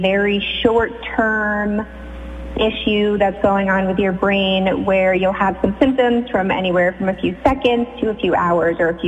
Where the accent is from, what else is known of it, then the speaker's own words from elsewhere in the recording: Connecticut, United States; moved away as an adult; also born or lived in Philadelphia; now in Sag Harbor, United States; I'm actually originally from Connecticut